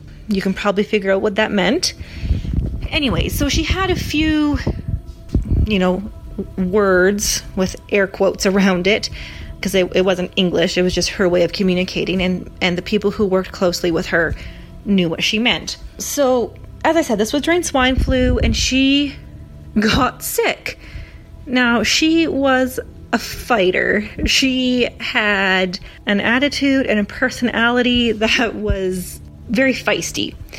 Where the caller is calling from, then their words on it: Canada; I'm calling from Canada.